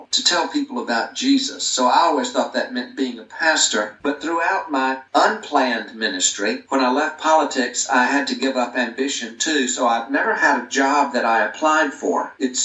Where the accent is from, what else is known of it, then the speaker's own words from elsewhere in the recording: Greenville, South Carolina, United States; I grew up in Greenville, South Carolina.